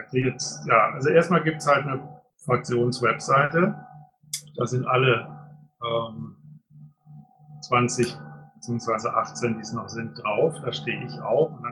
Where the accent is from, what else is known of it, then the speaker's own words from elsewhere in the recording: Düsseldorf, North Rhine-Westphalia, Germany; weil ich tatsächlich als Düsseldorfer mit meiner äh, halt hier von um die Ecke komme